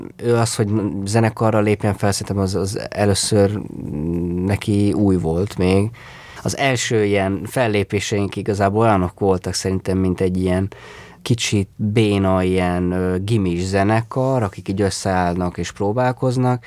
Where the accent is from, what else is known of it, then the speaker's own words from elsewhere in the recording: Székesfehérvár, Fejér, Hungary; Azt tudom, hogy Fehérváron ez már nincs. Tehát nincs az, amiben mi felnőttünk.